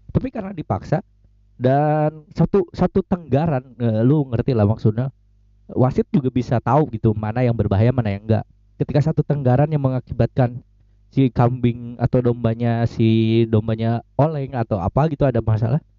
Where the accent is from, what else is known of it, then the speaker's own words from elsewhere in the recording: West Java, Indonesia; gue yang Sundanya tidak tidak tidak sekental itu meskipun gue lahir dan besar di Sunda dan tidak secinta itu gue sama budaya Sunda